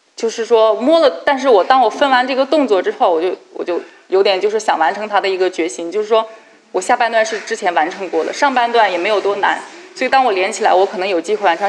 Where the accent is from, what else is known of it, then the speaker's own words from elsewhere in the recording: Xinjiang, China; now in Beijing, China; 我从小是在新疆生活长大的